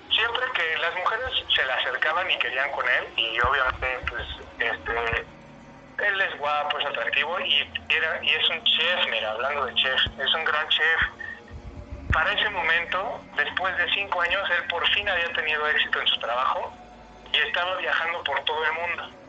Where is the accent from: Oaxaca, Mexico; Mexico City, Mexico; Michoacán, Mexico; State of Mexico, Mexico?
State of Mexico, Mexico; Ecatepec; yo también crecí en Ecatepec, esa yo era de Ecatepec.